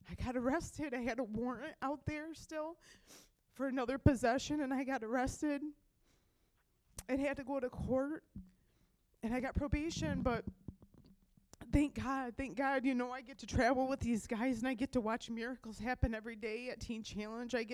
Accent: Nashville, Michigan, United States; I'm 36 from Nashville, Michigan.

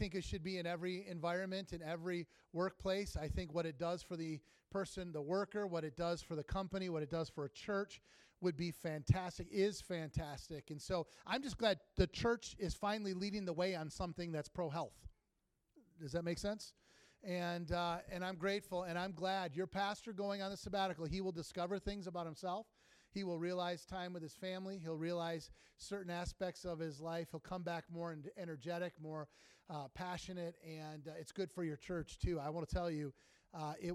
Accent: Sterling Heights, Michigan, United States; I'm from Sterling Heights in Washington Township, which is suburbs of Detroit

